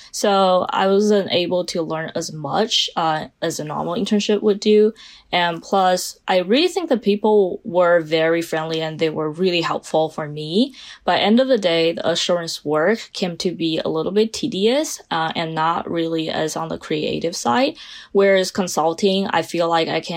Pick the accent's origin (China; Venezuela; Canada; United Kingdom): China; English is a second language; moved away as an adult; now in United States; I'm originally from China, spent 18 years of my life in China, and moved to the United States pursuing my bachelor's degree.